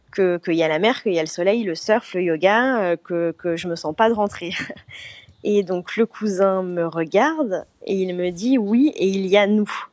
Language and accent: French; France; moved away as an adult; now in Bali, Indonesia; chez moi en France, dans ma petite ville